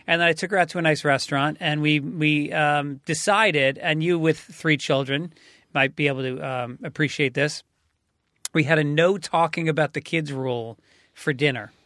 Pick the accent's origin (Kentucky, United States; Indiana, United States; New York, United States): New York, United States; now in California, United States; I'm a New Yorker